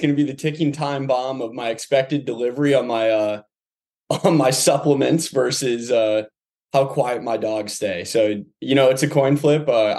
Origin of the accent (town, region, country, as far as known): Toledo, Ohio, United States; moved away; also born or lived in New Orleans, Louisiana (family) / St. Petersburg, Florida